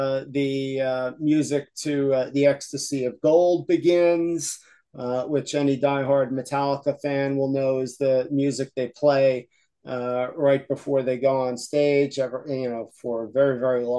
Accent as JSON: {"language": "English", "town": "Yonkers", "region": "New York", "country": "United States", "tie": "born or raised there", "moved": "yes", "lives_now": "Wilkes-Barre, United States", "said": "I grew up in Yonkers"}